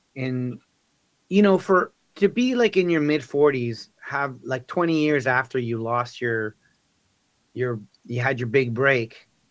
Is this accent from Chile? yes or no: yes; Chile; now in Canada; I'm Chilean, right? I was born in Chile